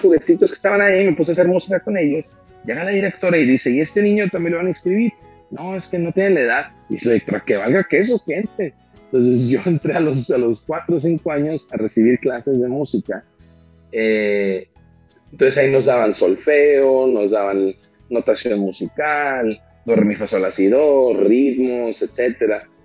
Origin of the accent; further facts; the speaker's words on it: Monterrey, Nuevo León, Mexico; yo nací eh, aquí en Monterrey, Nuevo León, México, el 29 de agosto del 88